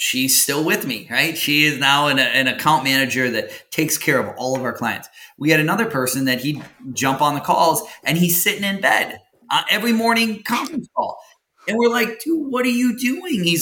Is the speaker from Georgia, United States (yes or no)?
no; Wisconsin, United States; where I grew up in Wisconsin was like on, it was out in the sticks